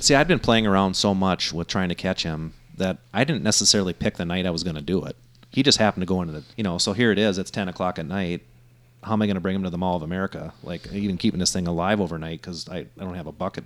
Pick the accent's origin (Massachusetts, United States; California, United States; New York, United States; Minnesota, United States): Minnesota, United States; I grew up fishing in Minnesota